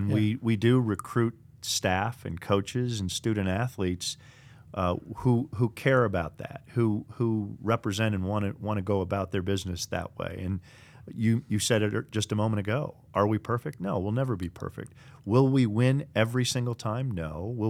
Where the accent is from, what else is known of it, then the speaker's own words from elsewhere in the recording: Minneapolis, Minnesota, United States; also born or lived in Burnsville; I grew up in the Twin Cities area, Minneapolis, and you know, a few locations there, Burnsville, for those that drive up and down I-35 from sixth grade on.